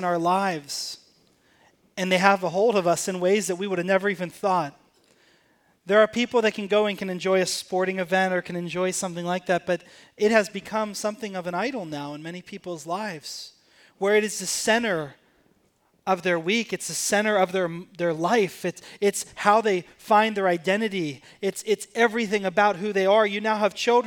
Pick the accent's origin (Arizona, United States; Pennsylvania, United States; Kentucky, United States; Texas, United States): Pennsylvania, United States; Pittsburgh; I grew up in Pittsburgh, Pennsylvania